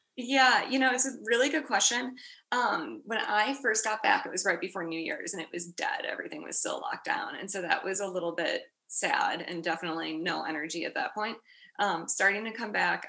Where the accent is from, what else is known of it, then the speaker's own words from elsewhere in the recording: Chicago, Illinois, United States; moved away as an adult; also born or lived in Washington, District of Columbia, United States / New York; now in San Francisco, United States; I am from Chicago, so proud Midwesterner. Uh, grew up in a suburb a little bit north of the city